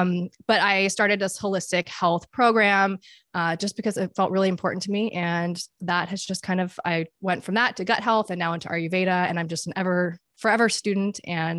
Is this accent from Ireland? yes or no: no; Dubai, United Arab Emirates; But a little bit about me, I grew up internationally. I grew up in Dubai.